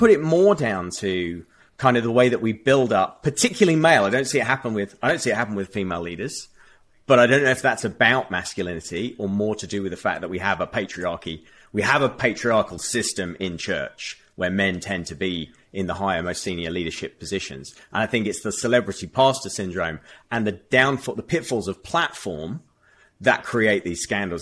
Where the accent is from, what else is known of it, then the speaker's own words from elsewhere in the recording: United Kingdom; having grown up in a context and a culture where, um, uh, that, you know, we just don't have guns over here